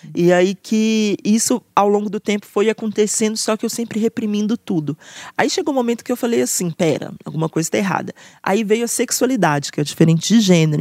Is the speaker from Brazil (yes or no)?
yes; Belo Horizonte, Minas Gerais, Brazil; eu sou nascida e criada em Belo Horizonte